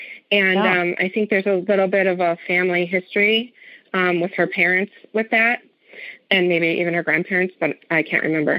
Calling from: Chicago, Illinois, United States; I am calling from Chicago.

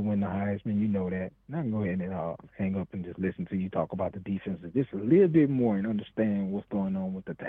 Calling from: Mobile, Alabama, United States; I'm calling from Mobile

